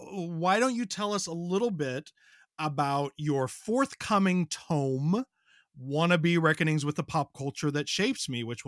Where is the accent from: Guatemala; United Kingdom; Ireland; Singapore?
Ireland; I am an Irish person